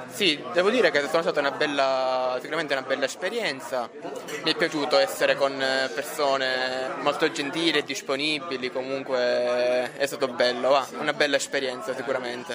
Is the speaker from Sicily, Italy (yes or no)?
yes; Agira, Sicily, Italy; also born or lived in Colleferro, Lazio; ho passato i miei, i miei primi sei anni a Colleferro e poi ci siamo trasferiti in Sicilia